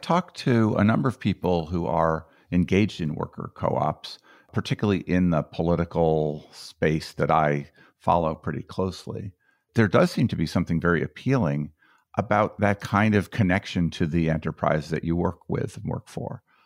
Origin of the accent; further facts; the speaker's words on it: Colorado, United States; That's my home state